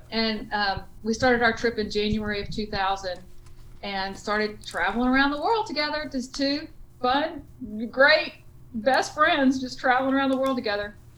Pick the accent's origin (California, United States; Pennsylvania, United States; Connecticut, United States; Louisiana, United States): Louisiana, United States; Cajun; accent: Cajun; I'm a Cajun